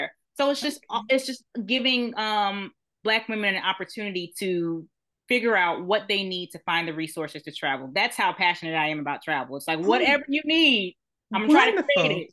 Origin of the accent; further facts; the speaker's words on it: New Jersey, United States; also born or lived in Trinidad (family); now in Atlanta, United States; I'm originally from New Jersey, family's from Trinidad, but I actually live in Atlanta now